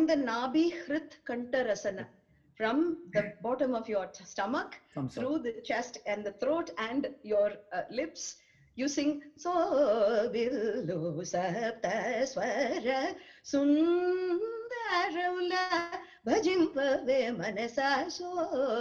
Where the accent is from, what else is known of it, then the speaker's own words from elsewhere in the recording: Chennai, Tamil Nadu, India; I'm from Mylapore in Chennai.